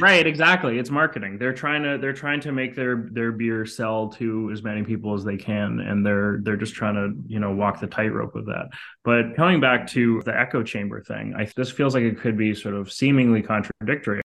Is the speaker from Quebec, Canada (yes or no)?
yes; Montreal, Quebec, Canada; I grew up in Canada, in Montreal, which is a very artsy city